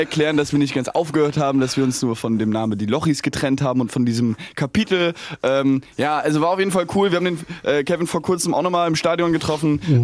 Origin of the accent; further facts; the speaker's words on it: near Darmstadt, Hesse, Germany; also born or lived in Mainz; wir, sind hier geboren, aber sind dann äh, ja, 30 äh, Kilometer von hier groß geworden, aber in Hessen sitzen da in, bei Darmstadt in der Nähe